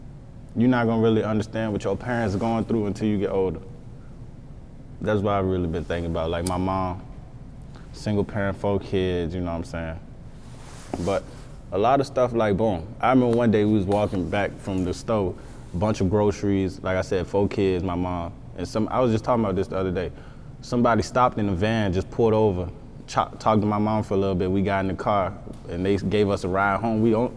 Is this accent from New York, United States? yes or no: no; Texas, United States; I'm from Texas.